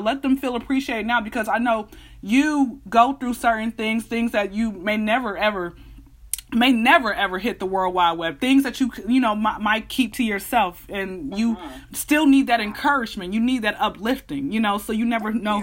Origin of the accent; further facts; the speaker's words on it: Atlanta, Georgia, United States; I'm born and raised out here in Atlanta